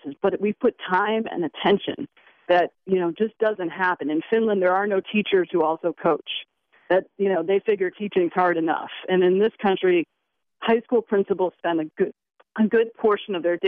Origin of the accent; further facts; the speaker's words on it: United States; we as American parents